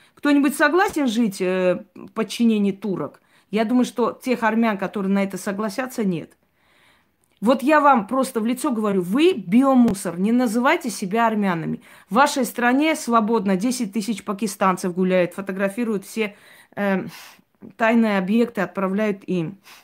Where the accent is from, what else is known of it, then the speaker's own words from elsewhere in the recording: Armenia; как армянка